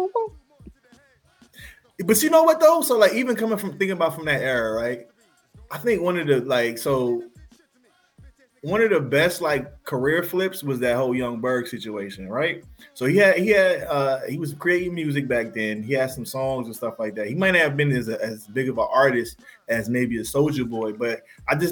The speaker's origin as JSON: {"language": "English", "region": "New York", "country": "United States", "also_born_or_lived": "Atlanta, Georgia", "moved": "yes", "said": "I'm from New York"}